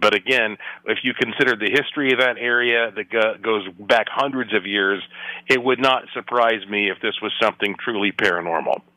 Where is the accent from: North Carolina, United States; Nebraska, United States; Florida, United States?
North Carolina, United States; Asheville; my hometown is Asheville, North Carolina